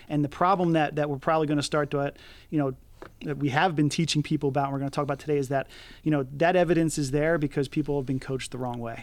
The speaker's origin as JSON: {"language": "English", "town": "Philadelphia", "region": "Pennsylvania", "country": "United States", "tie": "born or raised there", "said": "being born and raised in Philadelphia, living outside of Philadelphia"}